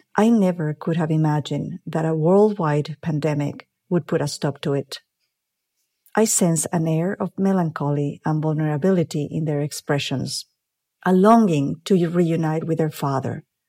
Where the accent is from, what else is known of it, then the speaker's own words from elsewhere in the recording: Mexico; moved away as an adult; also born or lived in Mexico City; now in Los Angeles, United States; I am originally from Mexico, but I have lived in the United States many years now